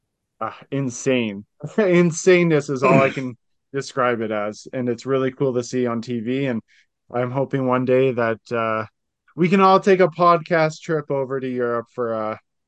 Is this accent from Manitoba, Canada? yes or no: no; Ottawa, Ontario, Canada; now in London, Canada; Canada's capital, my hometown